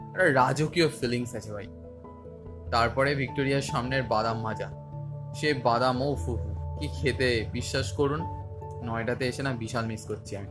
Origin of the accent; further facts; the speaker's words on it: India; বিদেশিদের থেকে চার্জ করা হবেই কিন্তু আমাদের থেকে নেবে না আমরা ইন্ডিয়ান লোক কোনো চাপ নেই